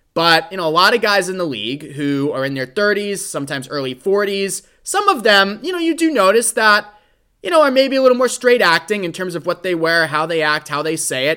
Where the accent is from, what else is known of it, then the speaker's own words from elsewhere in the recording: Boston, Massachusetts, United States; Here in my hometown of Boston